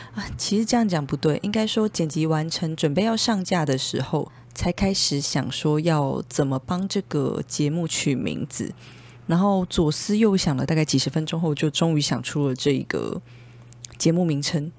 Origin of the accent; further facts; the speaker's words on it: Taipei, Taiwan; 因为我从小到大基本上一路都是在内湖生长，算是 土生土长的内湖人， 从还在妈妈肚子里的时候，一直到大学毕业，都是内湖人。 那想当然，呃，我们从小的生活圈就是都在内湖，加上国小开始，我们就是一路在补习班里面长大